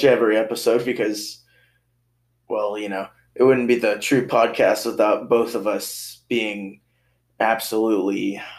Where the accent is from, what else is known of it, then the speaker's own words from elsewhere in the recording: Texas, United States; now in Arkansas, United States; we're both good old Texas boys.